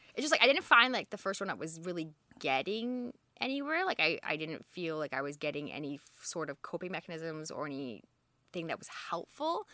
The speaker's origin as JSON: {"language": "English", "region": "Alberta", "country": "Canada", "tie": "born or raised there", "also_born_or_lived": "Edmonton / Toronto", "moved": "as an adult", "lives_now": "Halifax, Canada", "said": "I grew up in Alberta all over"}